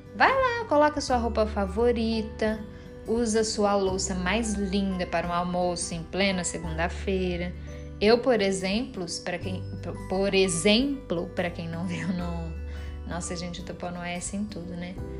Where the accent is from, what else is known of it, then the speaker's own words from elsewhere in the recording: Brazil; accent: caipira; eu falei igual uma caipira agora, né? Eu sou caipira mesmo.